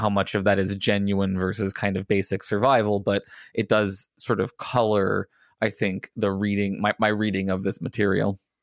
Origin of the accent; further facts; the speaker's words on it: United States; as an American